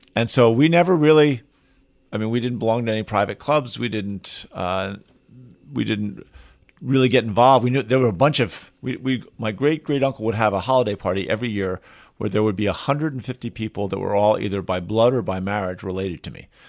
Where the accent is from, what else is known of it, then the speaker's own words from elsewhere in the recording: outside Philadelphia, Pennsylvania, United States; now in Colorado, United States; I was raised outside Philadelphia